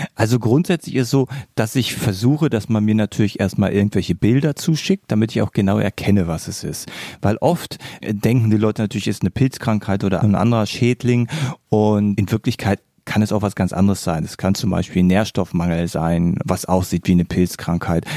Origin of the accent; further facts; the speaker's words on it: Berlin, Germany; now in near Braunschweig, Germany; Eigentlich bin ich ja ein gebürtiger Berliner. Das heißt also, ich komme eigentlich von einer riesengroßen Stadt und bin aus der Stadt aufs Dorf gezogen.